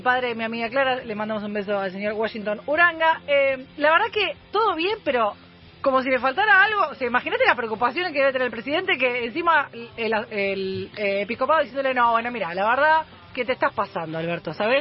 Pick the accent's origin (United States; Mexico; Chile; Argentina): Argentina; Buenos Aires; cuando yo me crié en Liniers